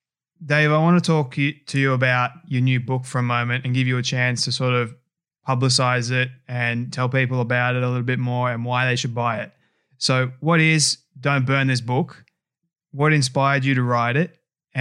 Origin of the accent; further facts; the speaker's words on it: Australia; I am Australian and I love my own country